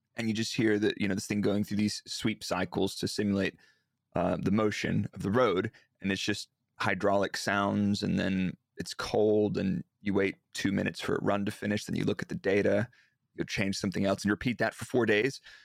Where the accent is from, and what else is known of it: Dallas, Texas, United States; born or raised there; moved away as an adult; now in Milton Keynes, United Kingdom